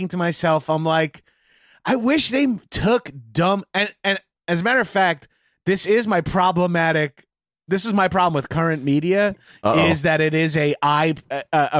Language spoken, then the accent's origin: English; Bellmore, New York, United States; also born or lived in Poughkeepsie; The Belmore Playhouse for movies in my hometown.